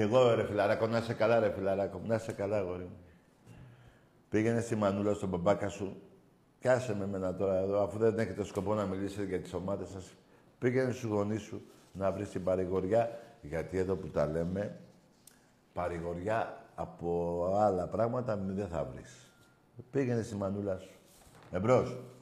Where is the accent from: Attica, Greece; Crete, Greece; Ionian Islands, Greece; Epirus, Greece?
Ionian Islands, Greece; είμαστε κεφαλονίτη